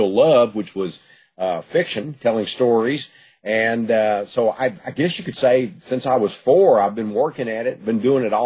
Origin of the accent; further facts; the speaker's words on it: Gladewater, Texas, United States; I was born in Gladewater and lived in the East Texas area all my life.